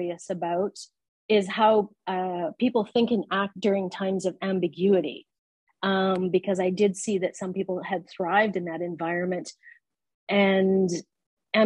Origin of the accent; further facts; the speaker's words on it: Canada; moved away as an adult; now in Abu Dhabi, United Arab Emirates; I'm a Canadian, and I've lived here in the Middle East. I live in Abu Dhabi in the United Arab Emirates. I've been here for about 15 years.